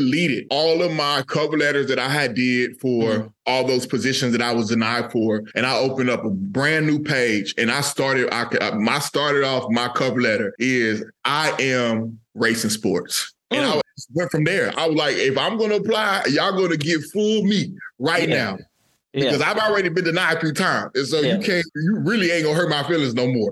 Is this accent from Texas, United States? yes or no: yes; Texas, United States; moved away as an adult; now in North Carolina, United States; I grew up in Texas